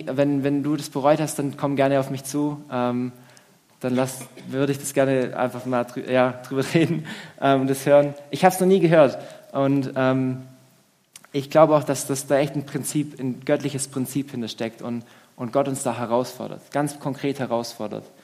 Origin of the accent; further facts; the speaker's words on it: Swabia, Germany; Und das ist schon so, ich als Schwabe, pff, also schon frech irgendwo